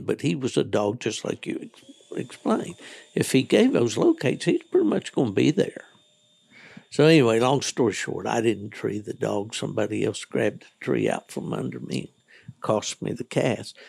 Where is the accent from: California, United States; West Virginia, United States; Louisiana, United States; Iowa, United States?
West Virginia, United States; back when I was a young man hunting in the hunts back in West Virginia